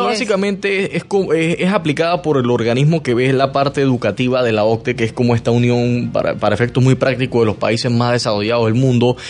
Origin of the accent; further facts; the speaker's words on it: Panama; como panameño